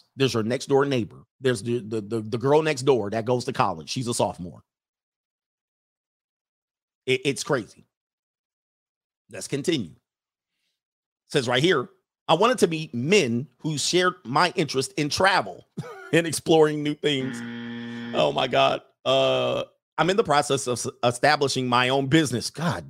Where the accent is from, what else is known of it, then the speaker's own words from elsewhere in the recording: San Francisco, California, United States; I met one who lived in my hometown of San Francisco.